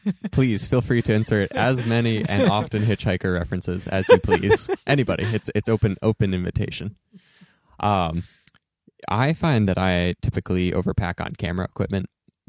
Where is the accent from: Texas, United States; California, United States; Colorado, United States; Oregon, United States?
Oregon, United States; Eastern; growing up in Eastern Oregon and having family in the Portland area.